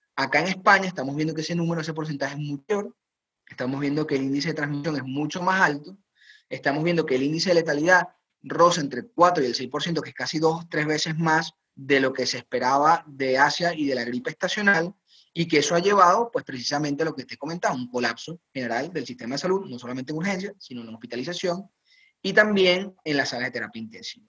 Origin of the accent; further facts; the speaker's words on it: Venezuela; moved away as an adult; now in Spain; Como médico venezolano, crecí en una estructura eh, sanitaria bastante precaria